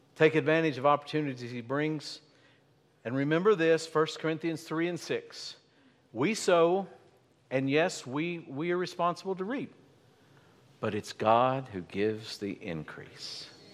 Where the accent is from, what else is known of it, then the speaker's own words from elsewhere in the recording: Appalachia, United States; I grew up in Appalachia. I grew up in the coal fields